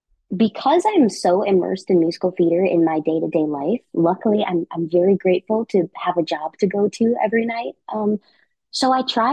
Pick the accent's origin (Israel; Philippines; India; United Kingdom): Philippines; And as a Filipino person, working with Leia Salonga in this show